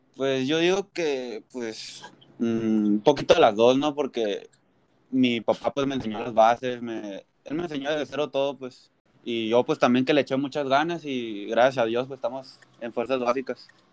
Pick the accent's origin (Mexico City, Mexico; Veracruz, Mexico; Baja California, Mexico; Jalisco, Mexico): Baja California, Mexico; Tijuana; also born or lived in Mexicali; yo nací aquí en Tijuana, he nacido en México, he, vivido en Mexicali, pero muy chiquito, casi no tengo recuerdos de ahí y casi toda mi vida he vivido aquí en Tijuana